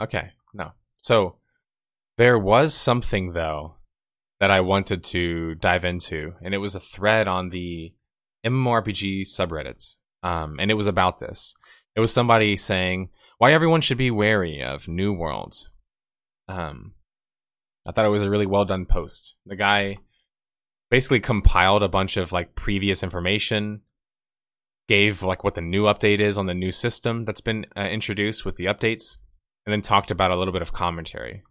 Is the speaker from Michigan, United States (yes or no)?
no; Texas, United States; I'm from Texas